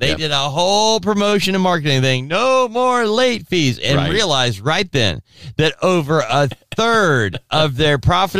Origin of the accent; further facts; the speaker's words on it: Southern California, United States; now in Alabama, United States; I was born and raised in Southern California, like all my other relatives, we all left